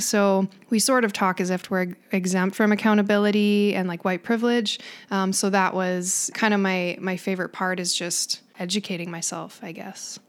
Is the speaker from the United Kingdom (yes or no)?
no; Canada; what we do in Canada